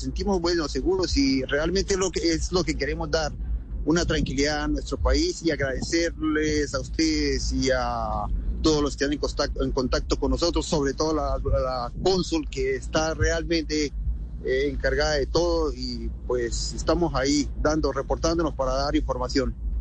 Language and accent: Spanish; Colombia; now in Ukraine; siendo colombiano de pura raza.